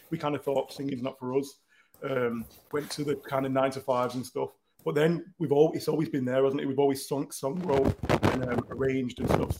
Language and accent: English; Manchester, North West England, United Kingdom; Because we're in the hills. But we're in Chadderton. We're from Newton Heath. Yeah. So we're from Manchester.